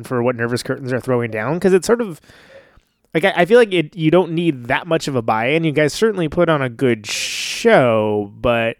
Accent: Bible Belt of California, United States; I'm from the Bible Belt of California

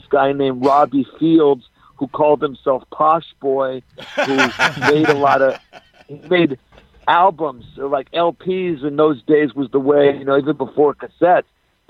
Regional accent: Los Angeles, California, United States; I'm L.A. all the way.

